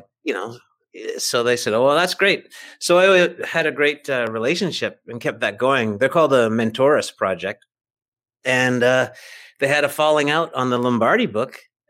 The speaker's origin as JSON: {"language": "English", "town": "Vancouver", "region": "British Columbia", "country": "Canada", "tie": "born there", "said": "I am. I was born in Vancouver, British Columbia."}